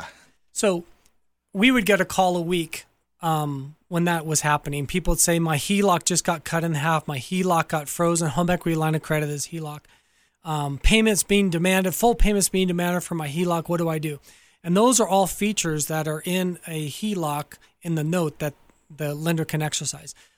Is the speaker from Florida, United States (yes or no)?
no; Southern California, United States; So I grew up in Southern California